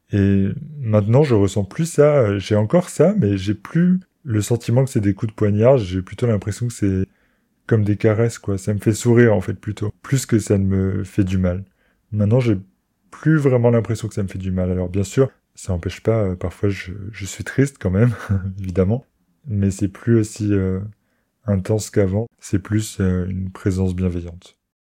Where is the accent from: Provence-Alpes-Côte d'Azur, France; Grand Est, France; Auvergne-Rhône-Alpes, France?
Grand Est, France; near Metz; moved away; also born or lived in Paris; je pouvais m'installer à Metz, qui est la grande ville la plus proche de là où j'ai grandi